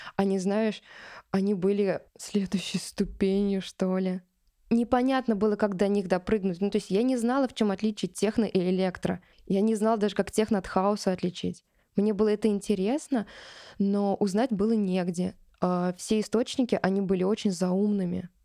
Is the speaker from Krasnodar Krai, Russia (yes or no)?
no; Kazan, Tatarstan, Russia; я из Казани